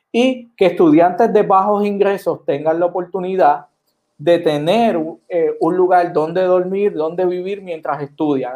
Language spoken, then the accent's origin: Spanish; Puerto Rico; now in San Juan, Puerto Rico; soy un joven, y aquí está, puertorriqueño